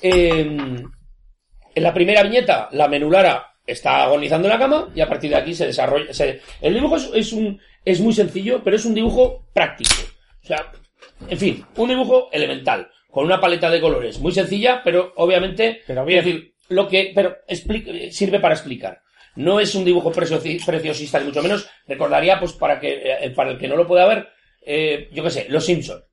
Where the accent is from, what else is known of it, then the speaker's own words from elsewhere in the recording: Zaragoza, Aragon, Spain; 40, los dos en Zaragoza, es una cosa rara, porque aquí todo el mundo era nacido en un pueblo. Entonces yo no tengo pueblo